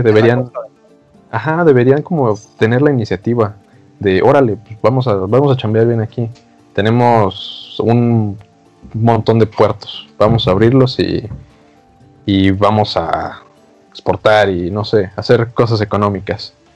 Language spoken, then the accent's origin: Spanish; Mexico